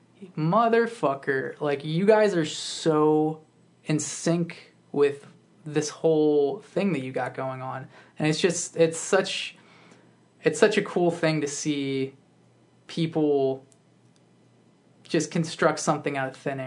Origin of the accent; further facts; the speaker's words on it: Woodbridge, Virginia, United States; I grew up in Northern Virginia